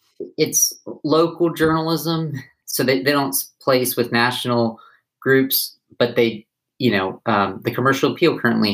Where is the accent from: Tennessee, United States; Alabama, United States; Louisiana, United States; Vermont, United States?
Tennessee, United States; Knoxville; moved away as an adult; now in Memphis, United States; I'm from Knoxville. I've been in Memphis for about 4.5 years.